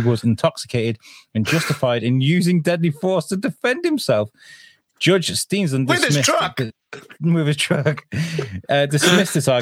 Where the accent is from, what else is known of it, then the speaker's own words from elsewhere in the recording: United Kingdom; We're just British people